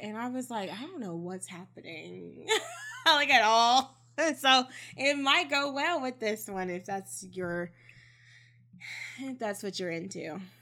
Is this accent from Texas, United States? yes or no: yes; Texas, United States; I am a Texan